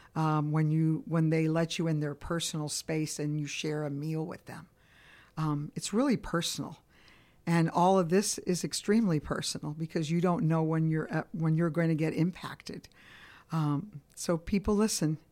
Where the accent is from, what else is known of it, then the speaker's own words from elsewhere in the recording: Chicago, Illinois, United States; also born or lived in Cuba; now in Atlanta, United States; my parents migrated to Chicago, Illinois, so I grew up in Italian and Polish neighborhood.